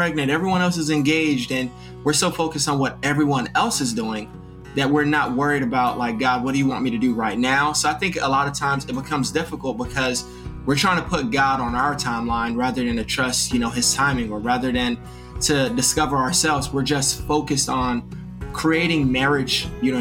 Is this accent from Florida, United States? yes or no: yes; Miami, Florida, United States; also born and raised in Miami.